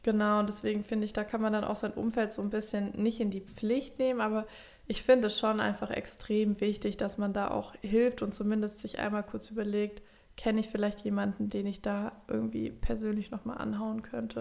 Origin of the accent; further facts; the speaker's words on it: Swabia, Baden-Württemberg, Germany; accent: Swabian; now in Hamburg, Germany; ich rede direkt Schwäbisch